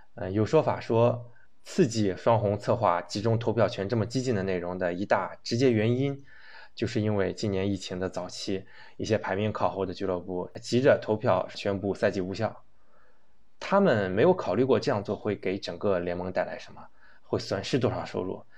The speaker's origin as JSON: {"language": "Chinese", "country": "China", "said": "作为一个中国人，一个党员"}